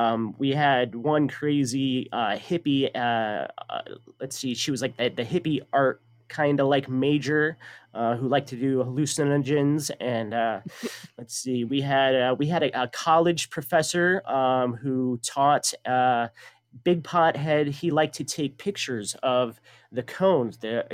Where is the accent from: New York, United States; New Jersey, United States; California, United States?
California, United States; San Bernardino; born there; I was born in San Bernardino, Los Angeles County.